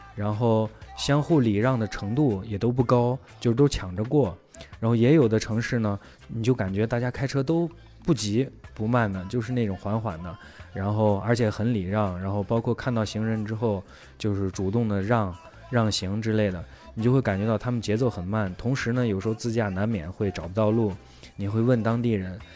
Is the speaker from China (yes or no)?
yes; China; 我们是中国的